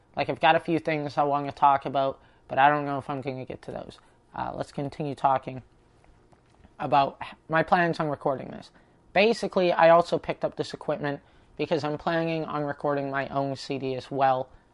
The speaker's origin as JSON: {"language": "English", "town": "Prince George", "region": "British Columbia", "country": "Canada", "tie": "born or raised there", "moved": "yes", "said": "my hometown in Prince George"}